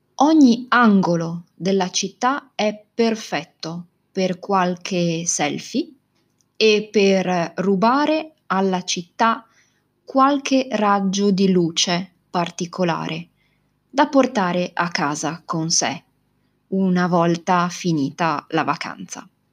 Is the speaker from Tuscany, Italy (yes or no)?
no; Venice, Veneto, Italy; la mia città, Venezia. Probabilmente una delle città più belle e particolari del mondo è la città dove sono nata, cresciuta, dove ho studiato e lavorato.